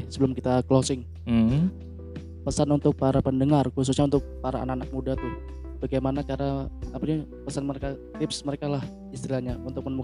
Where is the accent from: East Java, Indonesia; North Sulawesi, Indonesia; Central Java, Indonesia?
East Java, Indonesia; Surabaya; kan asal saya dari Surabaya tuh